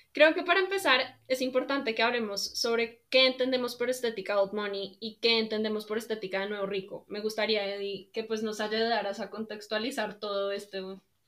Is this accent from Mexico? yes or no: no; Colombia; soy colombiana de ascendencia libanesa